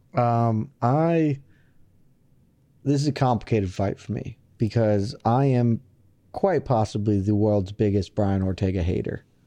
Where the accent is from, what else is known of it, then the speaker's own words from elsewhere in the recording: the South, United States; I'm from the South